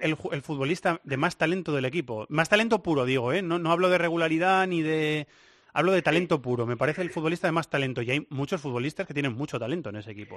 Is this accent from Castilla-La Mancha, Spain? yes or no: yes; Cuenca, Castilla-La Mancha, Spain; moved away as an adult; now in Madrid, Spain; mis raíces conquenses, ¿eh? que nadie de Cuenca se me enfade, pero es que mi ciudad ya, es, llevo la mitad de mi vida viviendo en Madrid